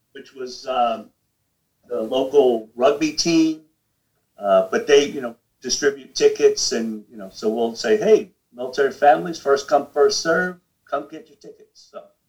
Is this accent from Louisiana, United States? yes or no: yes; New Orleans, Louisiana, United States; I grew up in New Orleans